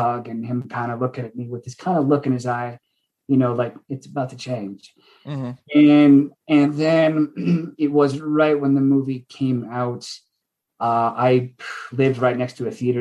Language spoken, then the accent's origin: English; United States; moved away; I'm from Washington. And I went home to see it with my family